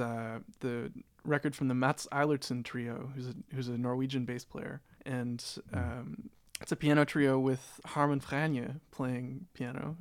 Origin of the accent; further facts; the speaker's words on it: Toronto, Ontario, Canada; moved away as an adult; also born or lived in Amsterdam; I grew up in Toronto, and Toronto is one of the most multicultural cities in the world.